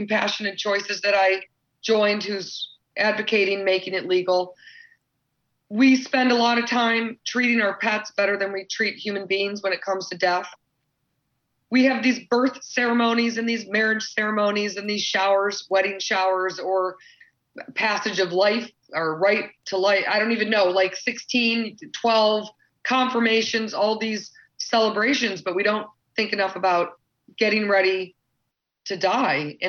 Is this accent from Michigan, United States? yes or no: yes; Grosse Pointe, Michigan, United States; also born or lived in Cedar Rapids, Iowa / Chicago, Illinois; I was born in Cedar Rapids, Iowa, me and Ashton Pusher. It's the home of Quaker Oats. I remember waking up when I was like 3 and smelling Quaker Oats brewing in the background. But eventually, after a small stay in Chicago, Illinois, my family moved to Grosse Pointe, Michigan, to be near the lake.